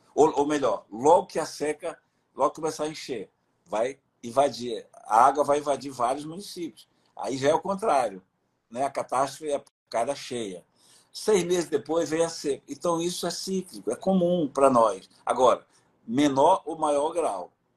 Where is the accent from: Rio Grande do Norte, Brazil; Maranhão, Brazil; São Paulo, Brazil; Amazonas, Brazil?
Amazonas, Brazil; Juruá; moved away; Eu sou do Juruá